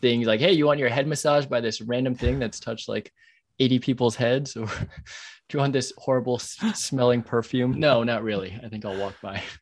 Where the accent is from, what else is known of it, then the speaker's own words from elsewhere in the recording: New York, United States; I'm a New Yorker